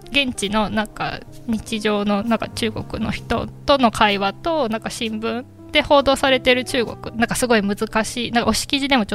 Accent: Mie, Japan; moved away as an adult; also born or lived in Tokyo / China; 田舎からあの三重県出身な

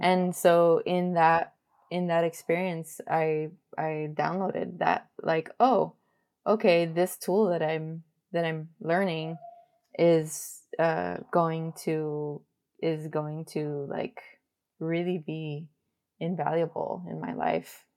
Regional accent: Miami, Florida, United States; born and raised in Miami, raised by a Cuban and a Spaniard

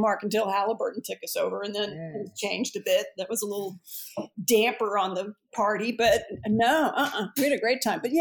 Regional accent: Houston, Texas, United States; moved away as an adult; now in North Carolina, United States; I was born and raised in Houston, and my father was a petroleum engineer

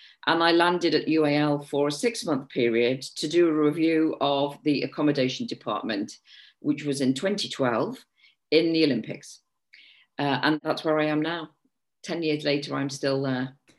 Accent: Liverpool, North West England, United Kingdom; moved away as an adult; And in my early 20s, I moved down from Liverpool, and I started working in a catering company for a couple of years, which was a bit corporate.

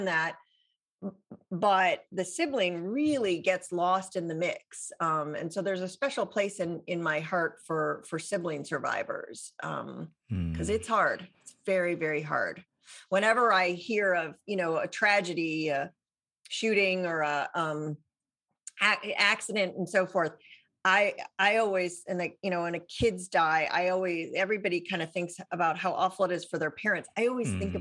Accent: Santa Fe, New Mexico, United States; also born or lived in Chicago area / Boston; when I was 8, we moved to New Mexico, which, Santa Fe, New Mexico, northern New Mexico. And I grew up there

